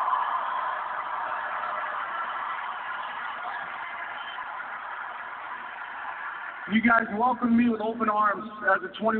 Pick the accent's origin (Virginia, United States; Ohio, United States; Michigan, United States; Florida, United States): Virginia, United States; moved away as an adult; also born or lived in New York; A 21-year-old kid from Virginia